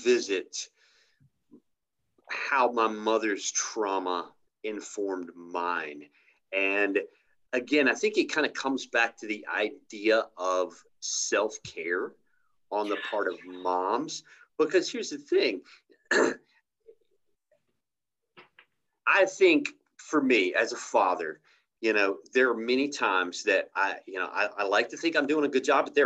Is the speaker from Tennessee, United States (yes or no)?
yes; East Tennessee, United States; moved away; I grew up in East Tennessee and finally came back home when I got clean.